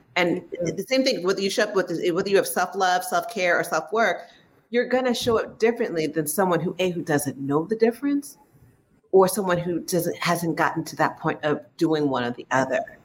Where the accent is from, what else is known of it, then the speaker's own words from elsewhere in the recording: San Francisco Bay Area, California, United States; I am from San Francisco Bay Area. So I always tell people if you hear the word hella, don't be surprised because it is my hella favorite word